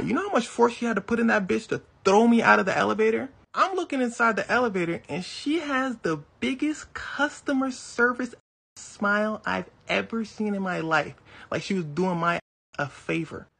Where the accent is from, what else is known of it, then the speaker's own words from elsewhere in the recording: United States; accent: American; although I am African, I'm also American